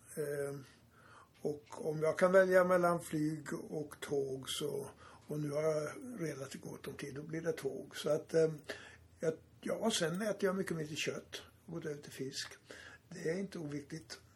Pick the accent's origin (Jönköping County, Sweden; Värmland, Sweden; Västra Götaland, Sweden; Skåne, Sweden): Västra Götaland, Sweden; Borås; moved away as an adult; also born or lived in Stockholm / Järfälla; now in Tyresö, Sweden; när jag växte upp i Borås